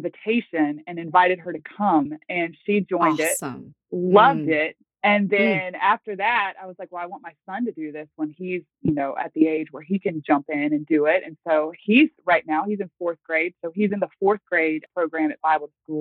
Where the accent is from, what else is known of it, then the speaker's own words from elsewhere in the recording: Virginia, United States; also born or lived in North Carolina; now in Manheim, United States; I am originally from Virginia